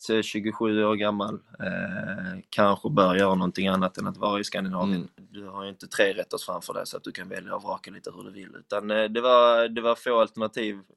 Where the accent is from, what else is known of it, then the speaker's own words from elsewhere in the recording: Sweden; moved away as an adult; now in Hungary; det är inte som hemma i Sverige där både först och främst alla förstår samma språk